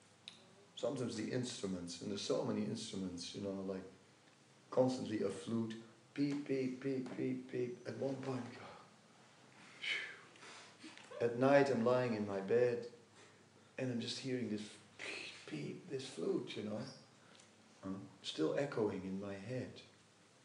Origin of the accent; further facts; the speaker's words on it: Netherlands; I'm from Holland